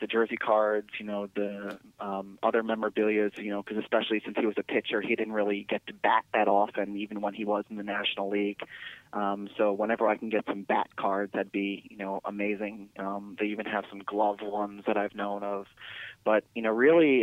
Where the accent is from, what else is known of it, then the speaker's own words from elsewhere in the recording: New York, United States; now in Charleston, United States; When I was growing up in New York State